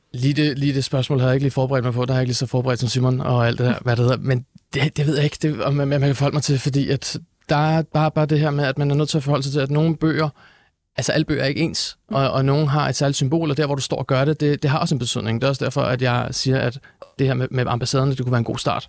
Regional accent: Denmark; de værdier, jeg er vokset op med her i Danmark.

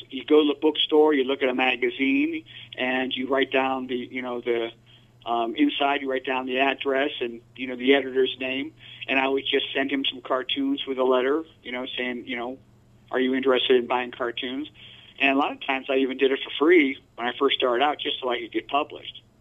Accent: Northeast Ohio, United States; Uh, Ohio, uh, Northeast Ohio.

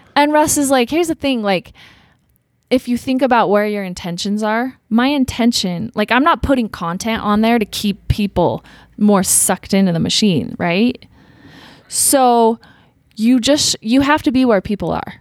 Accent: Utah, United States; growing up in Utah

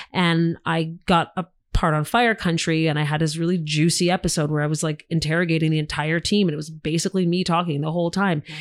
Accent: Canada; as Canadian actors

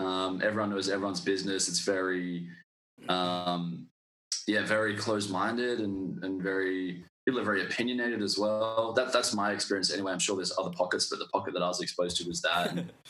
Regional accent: Manjimup, Western Australia, Australia; now in Perth, Australia; I grew up in Manjimup in Western Australia, so it's about 3.5 hours down south of Perth, small country town, like population of 5,000.

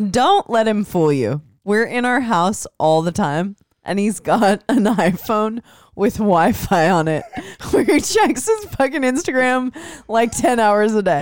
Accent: Midwest, United States; I'm from the Midwest

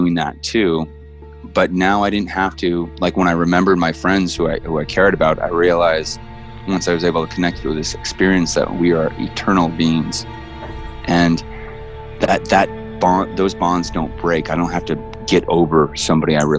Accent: Northern California, United States; we're both from Northern California

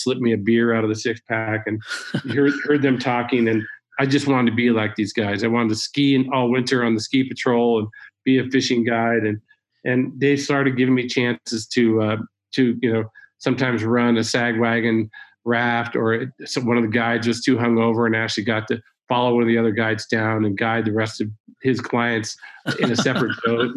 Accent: Santa Barbara, California, United States; also born or lived in Ojai, California; I grew up in California, specifically Santa Barbara, California, and Ojai, California

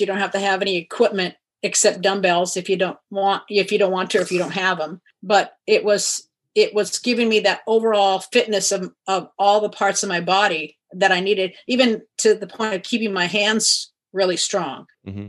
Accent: Kirkland, Washington, United States; also born or lived in Iowa; I grew up in Kirkland until college, and then after that moved around different places, but always in Washington.

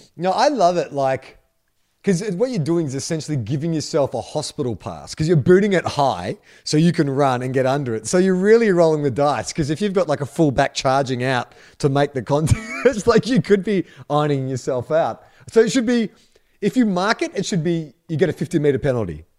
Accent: United States; now in Australia; as an American

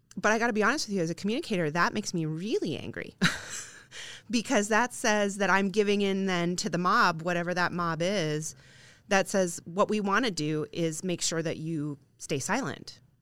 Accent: Midwest, United States; I'm a Midwestern girl. Um, our towns have literal squares in many of them, um, and if I was to walk down to the end of Main Street in my hometown

